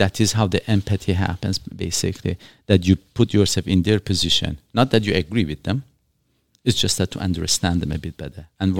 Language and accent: English; Shiraz, Fars, Iran; And trust me, I did not come here for the weather. I'm coming from Shiraz in Iran. Beautiful, beautiful weather, like California, if not better, in all honesty.